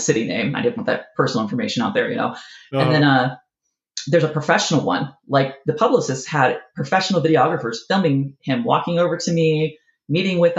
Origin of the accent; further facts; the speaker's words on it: Utah, United States; "Oh, Utah,"